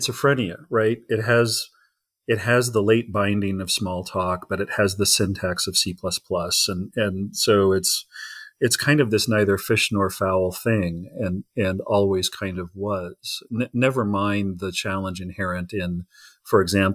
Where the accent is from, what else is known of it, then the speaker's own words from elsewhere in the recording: Indiana, United States; I'm from Indiana. I was born and raised in Indiana